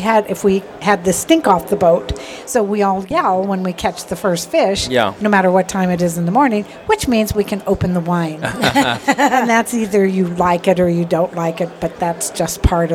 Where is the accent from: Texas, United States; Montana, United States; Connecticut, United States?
Montana, United States; I'm from Montana, so I was fishing with my son